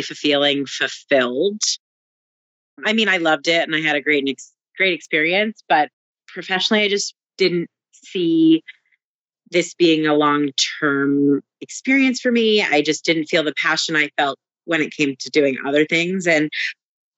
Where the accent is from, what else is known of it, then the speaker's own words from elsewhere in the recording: New Jersey, United States; also born or lived in Canada; now in Brooklyn, United States; I've actually only ever lived in New Jersey besides being born in Canada